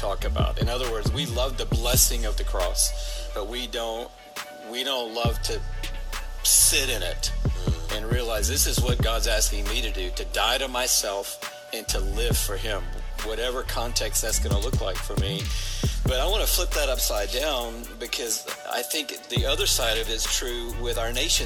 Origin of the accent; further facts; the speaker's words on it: Atlanta, Georgia, United States; grow up in Atlanta